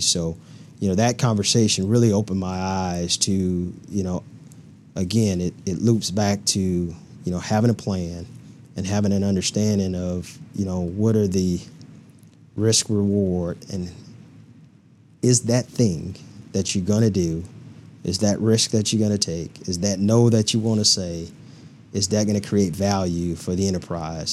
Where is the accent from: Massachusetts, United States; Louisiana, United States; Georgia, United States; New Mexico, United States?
Louisiana, United States; moved away as an adult; now in Peoria, Illinois, United States; born and raised in Louisiana, a small town, population twenty-five hundred people